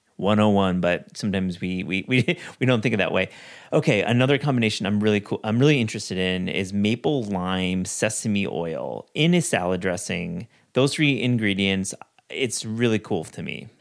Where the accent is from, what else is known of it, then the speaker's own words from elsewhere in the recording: West Michigan, United States; Growing up in West Michigan